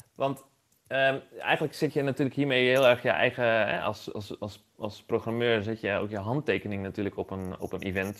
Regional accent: Leeuwarden, Friesland, Netherlands; ik ben zelf opgegroeid in Leeuwarden

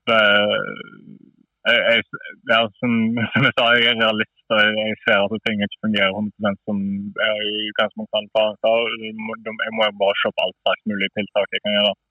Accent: neighbouring municipality of Fitjar, Vestland, Norway

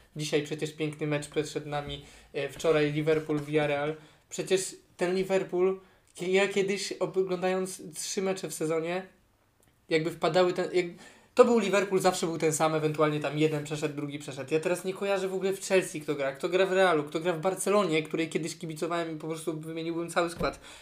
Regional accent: Poland

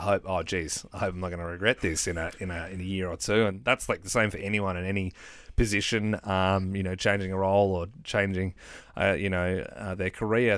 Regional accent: Adelaide, South Australia, Australia; moved away as an adult; to move back to our hometown of Adelaide

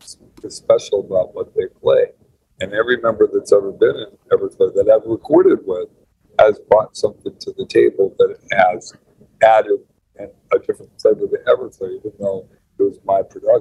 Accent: California, United States; I'm a Californian

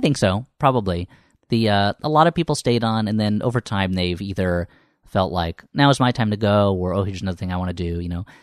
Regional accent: Millburn, New Jersey, United States; moved away as an adult; also born or lived in New York; now in Los Angeles, United States; I grew up in New Jersey.

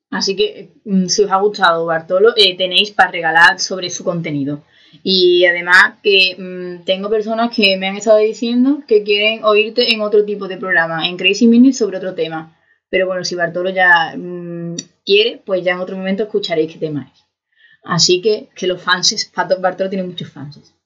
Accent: Seville, Andalusia, Spain; yo soy de Sevilla

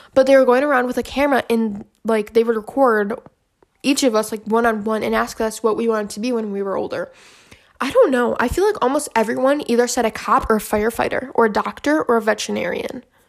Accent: Michigan, United States; my hometown in Michigan

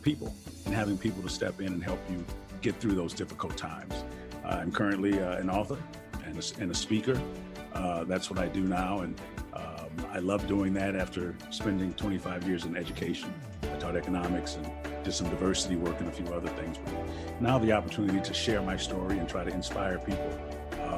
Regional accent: Milwaukee, Wisconsin, United States; I am born and raised in Milwaukee, Wisconsin.

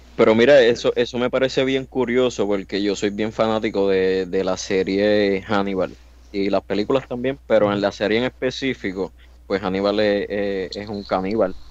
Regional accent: Puerto Rico; soy boricua

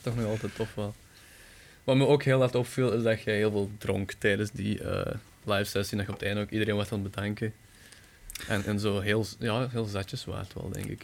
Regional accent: Bekkevoort, Flanders, Belgium; ik ben van Bekkenvoort

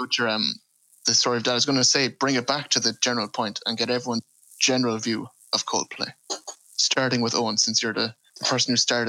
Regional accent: Midlands, United Kingdom; I grew up in the Midlands

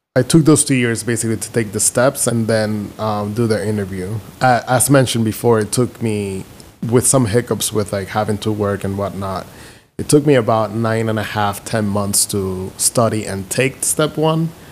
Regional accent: Dominican Republic; moved away as an adult; also born or lived in Philadelphia, United States / Houston, United States; now in Chicago, United States; I'm from Dominican Republic, born and raised

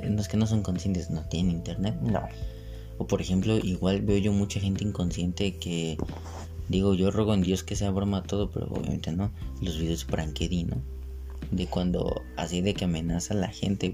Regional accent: Mexico

